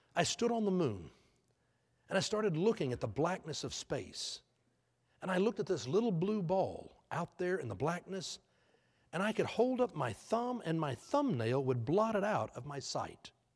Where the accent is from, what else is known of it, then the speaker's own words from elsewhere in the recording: Houston, Texas, United States; I grew up in Houston